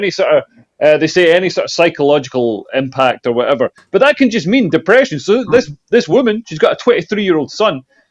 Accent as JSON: {"language": "English", "region": "Scotland", "country": "United Kingdom", "tie": "born or raised there", "said": "The village where I grew up in Scotland"}